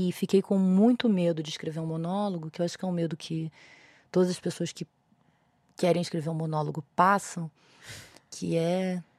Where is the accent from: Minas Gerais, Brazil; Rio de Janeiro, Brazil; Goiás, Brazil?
Rio de Janeiro, Brazil; now in São Paulo, Brazil; Eu vim do Rio de Janeiro para São Paulo para estudar dramaturgia, porque no Rio de Janeiro não tinha nenhum lugar similar